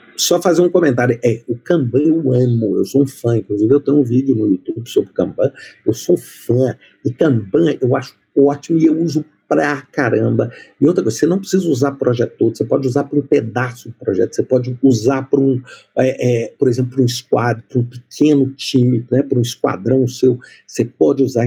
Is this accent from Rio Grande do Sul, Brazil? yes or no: no; Minas Gerais, Brazil; moved away; eu sou mineiro